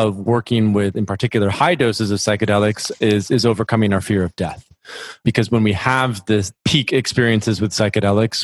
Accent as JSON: {"language": "English", "area": "near Grand Rapids", "region": "West Michigan", "country": "United States", "tie": "born or raised there", "said": "I grew up in West Michigan, close to a small city, Grand Rapids, which is known as the furniture capital"}